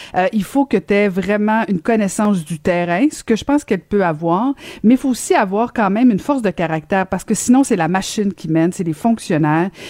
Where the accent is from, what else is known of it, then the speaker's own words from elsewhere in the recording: Longueuil, Quebec, Canada; ma ville natale.